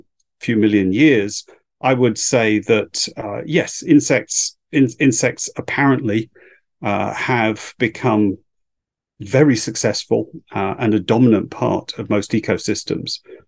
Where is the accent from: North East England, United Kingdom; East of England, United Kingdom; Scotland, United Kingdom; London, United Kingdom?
East of England, United Kingdom; I grew up in Essex in the UK. In the late 60s, early 70s, I was out and about along the coast there, birdwatching and looking at nature at the time.